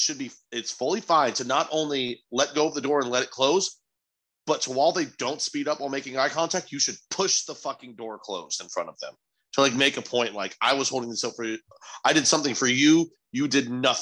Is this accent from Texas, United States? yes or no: yes; Texas, United States; I'm a Texan